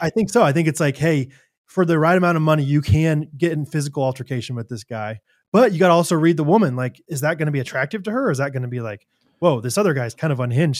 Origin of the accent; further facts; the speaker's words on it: Kansas City, United States; I'm from Kansas City